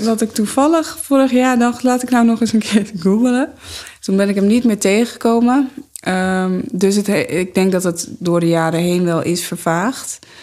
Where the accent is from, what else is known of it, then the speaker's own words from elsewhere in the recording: Amsterdam, North Holland, Netherlands; ik kom uit Amsterdam.